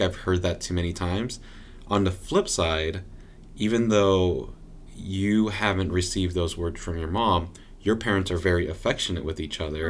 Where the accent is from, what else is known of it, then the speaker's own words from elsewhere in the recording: Southern California, United States; now in Portland, United States; we're from Southern California